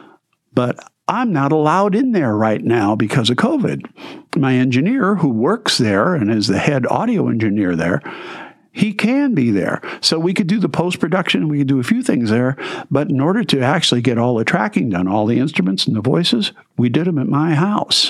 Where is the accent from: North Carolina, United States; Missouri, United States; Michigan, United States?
Michigan, United States; Detroit; I grew up in a city. I grew up in Detroit. I grew up in the suburbs.